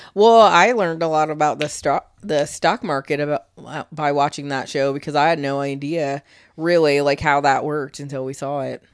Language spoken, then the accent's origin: English; Michigan, United States; now in Florida, United States; I was born in Michigan